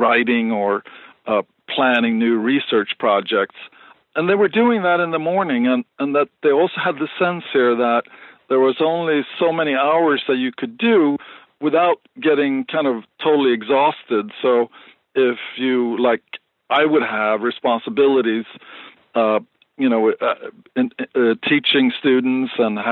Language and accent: English; Sweden; moved away as an adult; now in United States; I was brought up in Sweden